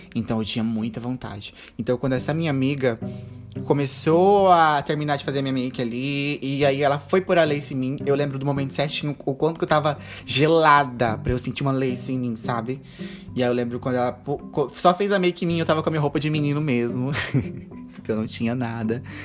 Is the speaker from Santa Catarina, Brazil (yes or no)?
no; Ariquemes, Rondônia, Brazil; moved away as an adult; now in Porto Velho, Brazil; Eu sou uma drag queen de Rondônia. Eu moro na capital de Rondônia, em Porto Velho, mas eu nasci no interior, em Ariquemes